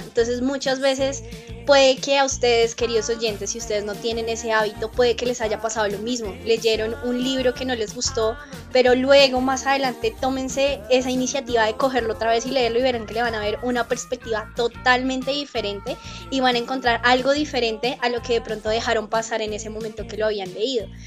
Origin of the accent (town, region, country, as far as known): Colombia